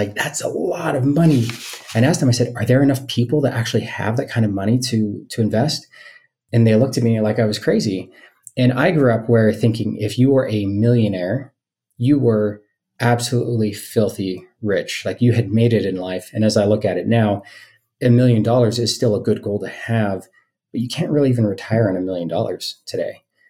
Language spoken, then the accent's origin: English; Hollister, California, United States; moved away as an adult; also born or lived in Utah / Brazil / Palo Alto / San Francisco; now in Salt Lake City, United States; I actually grew up in the Bay Area, but not in the Bay. I claimed the Bay Area, but I was about an hour and a half away from all the excitement and hype. I was in a small town called Hollister.